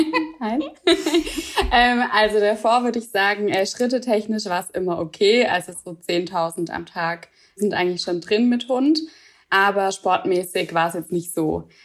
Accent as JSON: {"language": "German", "region": "Swabia", "country": "Germany", "said": "ich komme aus dem Schwabenland"}